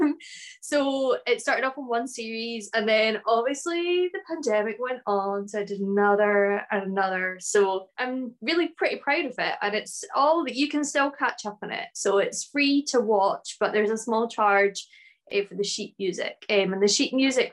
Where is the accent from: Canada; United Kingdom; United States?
United Kingdom; Ullapool, Scotland; now in Glasgow, United Kingdom; I live in the city of Glasgow in Scotland, although I'm originally from the Northwest Highland village of Ullapool, a beautiful fishing village in the north of Scotland